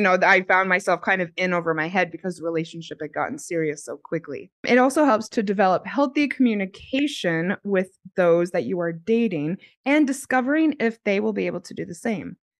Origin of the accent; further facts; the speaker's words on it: United States; moved away as an adult; also born or lived in Australia; I'm American and I was in America, and then I en-, ended up moving to Australia because I had a job opportunity.